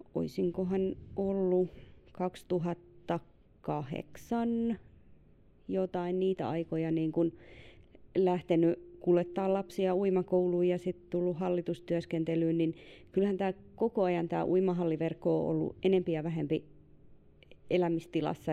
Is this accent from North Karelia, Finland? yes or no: yes; Ilomantsi, North Karelia, Finland; moved away; Siis itse onko tosi Ilomantsista ja meillä lähin uimahalli on omassa lapsuudessa ollut Joensuussa